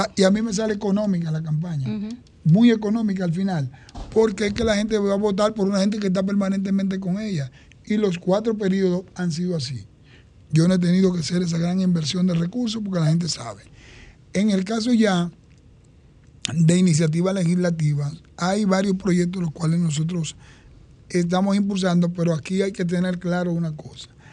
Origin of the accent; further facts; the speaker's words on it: Santo Domingo Este, Distrito Nacional, Dominican Republic; me formé y me eduqué en Santo Domingo Este